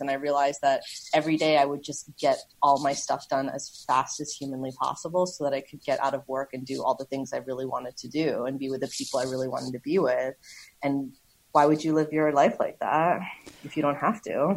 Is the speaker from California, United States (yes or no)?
no; New York City, New York, United States; moved away as an adult; also born or lived in Berlin, Germany; I grew up in Queens.